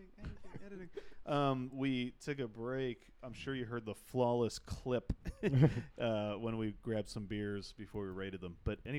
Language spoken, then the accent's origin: English; United States; But I'm an American, so I have that opinion